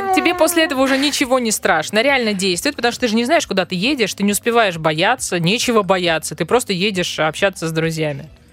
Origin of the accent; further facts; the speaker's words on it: Russia; мы, россияне